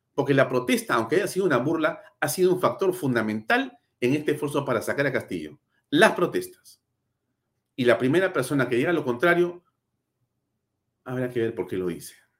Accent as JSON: {"language": "Spanish", "country": "Peru", "said": "somos ciudadanos del Perú"}